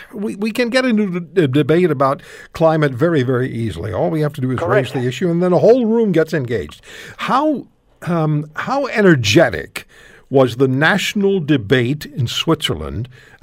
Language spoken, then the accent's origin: English; Canada; And I'm Canadian.